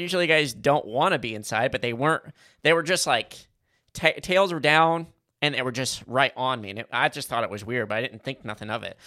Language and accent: English; Kentucky, United States; we're all from Kentucky, and we're all related somehow